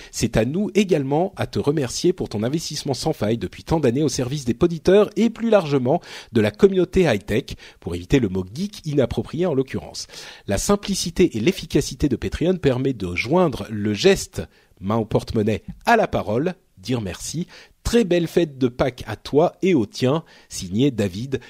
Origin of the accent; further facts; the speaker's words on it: Paris, Île-de-France, France; je suis un Parisien, Parisien né. Je suis un Parigo tête de veau